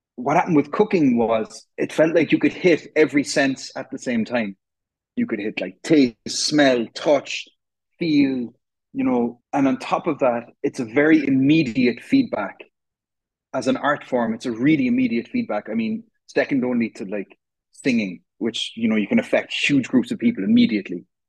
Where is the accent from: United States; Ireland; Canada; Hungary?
Ireland; Cork, Munster; I'm from Cork, which is in the south of Ireland